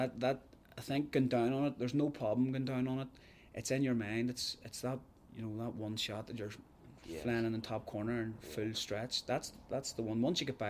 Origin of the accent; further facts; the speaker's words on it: Belfast, Northern Ireland, United Kingdom; I was from Belfast.